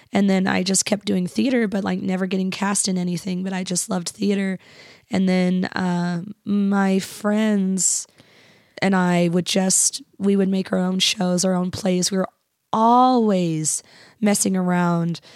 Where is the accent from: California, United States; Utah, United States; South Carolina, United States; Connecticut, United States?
Utah, United States; Kearns; also born or lived in Bountiful; I was from Kearns.